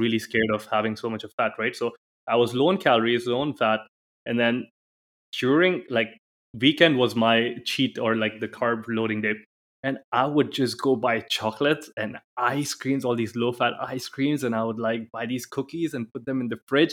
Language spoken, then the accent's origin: English; India; now in Dubai, United Arab Emirates